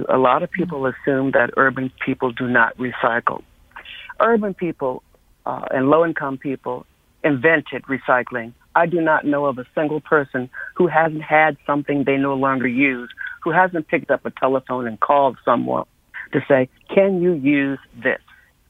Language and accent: English; Windsor, Connecticut, United States; Composting is another thing that I grew up with in Windsor, Connecticut.